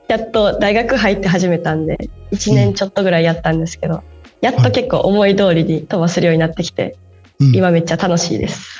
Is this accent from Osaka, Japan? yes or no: yes; Osaka, Japan; accent: Osaka dialect; ずっと20年間大阪にいます